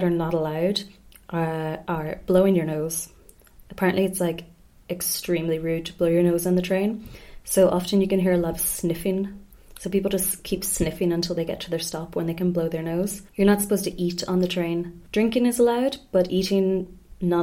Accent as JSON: {"language": "English", "country": "Ireland", "also_born_or_lived": "Spain", "moved": "yes", "said": "being Irish"}